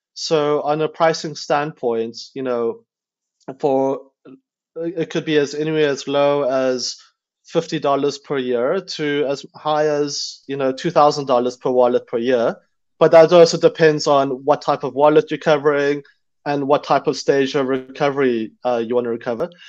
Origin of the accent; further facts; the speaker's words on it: South Africa; moved away; I grew up in South Africa